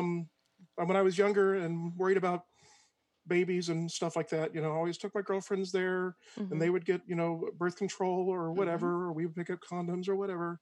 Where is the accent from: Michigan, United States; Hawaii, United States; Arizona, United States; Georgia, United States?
Georgia, United States; born there; So I was born a little blonde white boy in South Georgia, mm-hmm. To a military family.